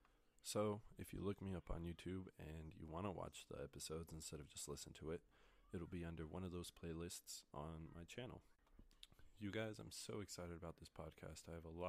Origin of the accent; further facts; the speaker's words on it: Colorado, United States; I am born and raised in Colorado. I've lived here my whole life. I love this state. It's been great to me. It's home. I'm currently studying psychology at the University of Northern Colorado.